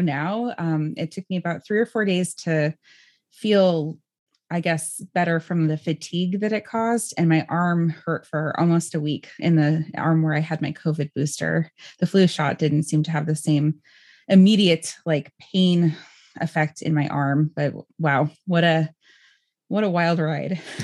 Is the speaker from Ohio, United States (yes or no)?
no; California, United States; growing up in California myself